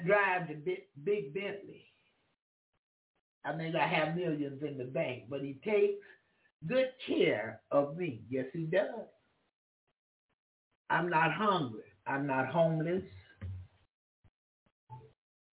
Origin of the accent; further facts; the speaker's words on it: Jacksonville, Florida, United States; I'm from Florida. Jacksonville, Florida